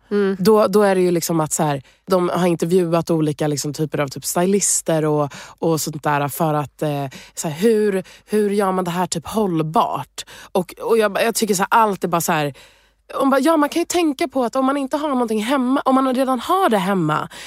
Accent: Umeå, Västerbotten County, Sweden; born there; Nej men precis, jag är född i Umeå och min pappa är därifrån.

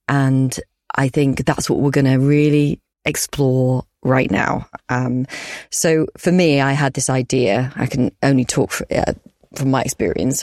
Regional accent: Yorkshire and the Humber, United Kingdom; we're both from Yorkshire, we're both Yorkshire girls

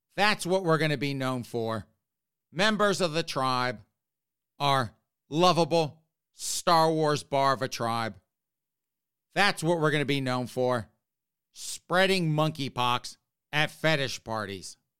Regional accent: South Carolina, United States; now in Northeast, United States; I grew up in South Carolina.

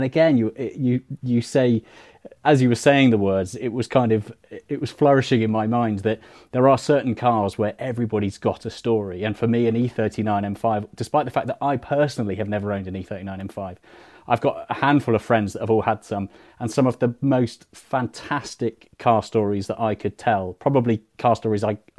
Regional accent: United Kingdom; And as a Brit, that's not really a car we have much exposure to over here.

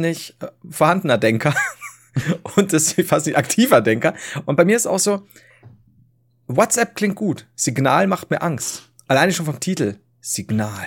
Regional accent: the South, Southern Germany, Germany; ich komme aus dem Süden

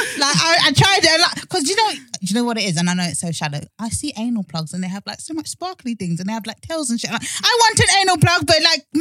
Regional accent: United Kingdom; as a black culture in the UK

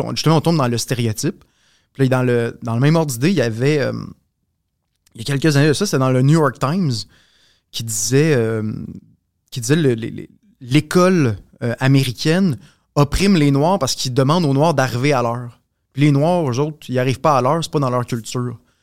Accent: Quebec, Canada; nous en tant que Québécois

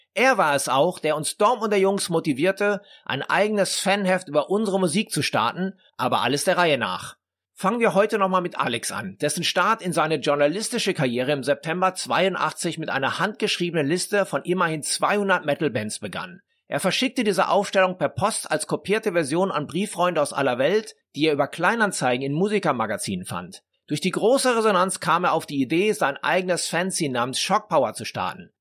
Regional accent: Dortmund, North Rhine-Westphalia, Germany; bei uns in Dortmund

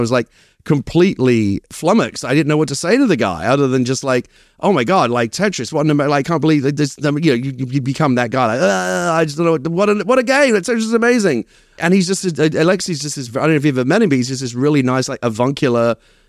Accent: Hackney, London, United Kingdom; accent: Cockney; now in United States; I have a proper working class Cockney background. I was raised in Hackney, in East London. And yeah, I get very nostalgic for it sometimes. I haven't been back in years.

